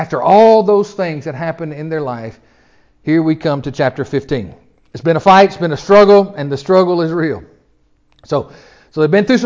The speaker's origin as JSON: {"language": "English", "town": "Memphis", "region": "Tennessee", "country": "United States", "said": "I'm from Memphis."}